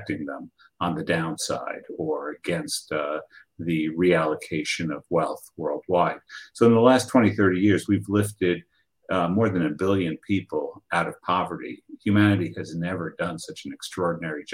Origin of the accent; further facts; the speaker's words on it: Argentina; moved away; my home country of Argentina